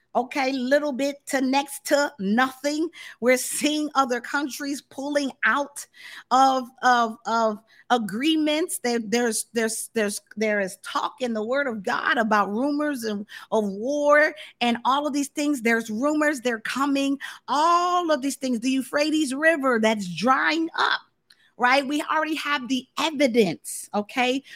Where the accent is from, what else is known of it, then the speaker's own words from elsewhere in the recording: Tampa, Florida, United States; also born or lived in Kansas City, Missouri; now in Dallas, United States; I spent a, a good portion of my life growing up in Florida.